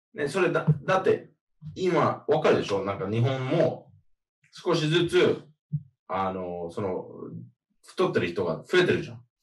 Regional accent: Miami, Florida, United States; moved away; also born or lived in Australia; マヤミ出身

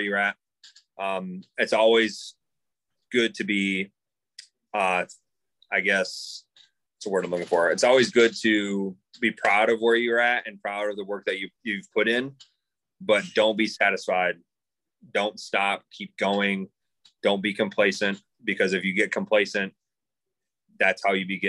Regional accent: Michigan, United States; born and raised in Michigan.

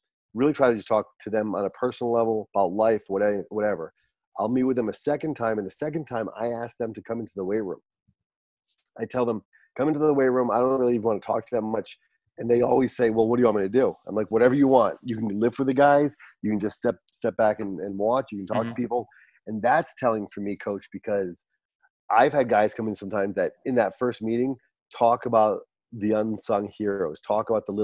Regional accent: Barrington, Rhode Island, United States; moved away as an adult; also born or lived in New Hampshire; I'm born and raised in Rhode Island

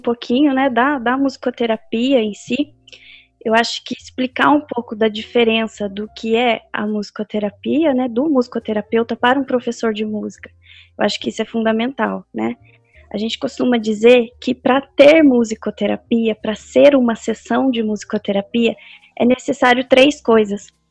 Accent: Pindamonhangaba, São Paulo, Brazil; eu sou de Pindamonhangaba, né, como a Isabela falou. Eu nasci aqui, cresci aqui, sempre acho que vou morrer aqui

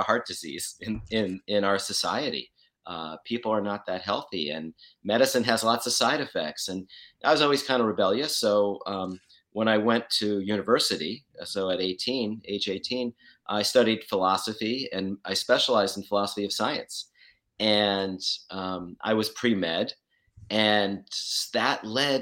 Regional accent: outside of New York City, United States; moved away; also born or lived in Western Australia; I grew up outside of New York City

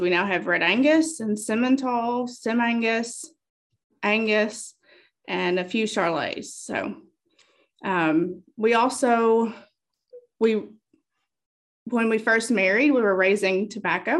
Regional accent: Monroe County, Bug Tussle, Kentucky, United States; also born or lived in Nashville, Tennessee; I was raised in Monroe County in the Bug Tussle community

